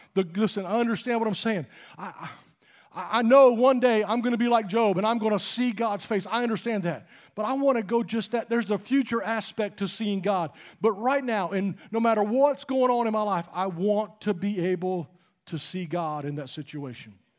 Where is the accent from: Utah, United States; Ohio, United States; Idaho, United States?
Utah, United States; moved away; I grew up out in Utah for a long time